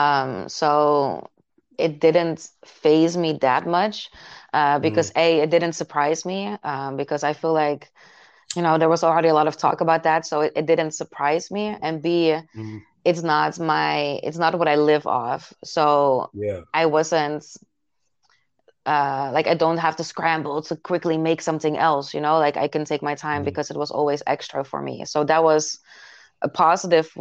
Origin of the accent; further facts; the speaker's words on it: Netherlands; from Holland, like I said, I live in a small city